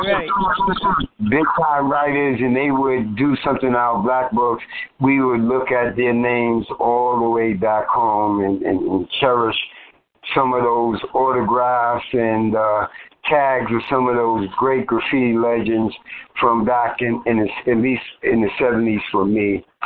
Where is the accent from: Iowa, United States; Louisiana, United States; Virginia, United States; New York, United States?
New York, United States; New York City; also born or lived in Harlem; I grew up in the East New York section of Brooklyn